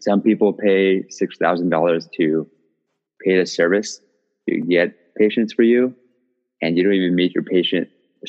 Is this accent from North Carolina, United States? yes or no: no; Castro Valley, California, United States; also born or lived in Michigan; I was about to say I'm a D4, but I'm not. I just graduated. And right now I'm back in my hometown, Castro Valley, California.